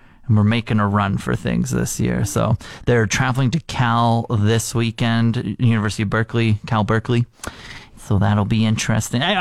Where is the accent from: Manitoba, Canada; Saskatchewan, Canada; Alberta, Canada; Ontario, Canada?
Saskatchewan, Canada; moved away; growing up in Saskatchewan